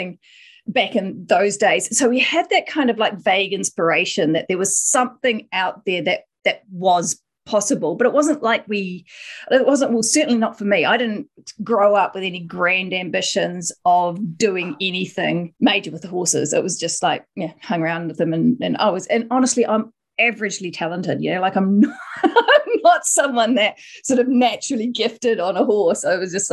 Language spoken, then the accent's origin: English; New Zealand; born or raised there; also born or lived in South Korea